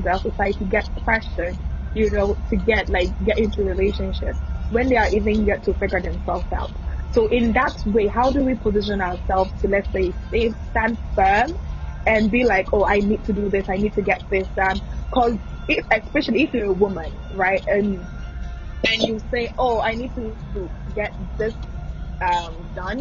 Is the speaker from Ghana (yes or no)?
yes; Ghana; now in United States; that's where I'm from. I'm Ghanaian, living in the States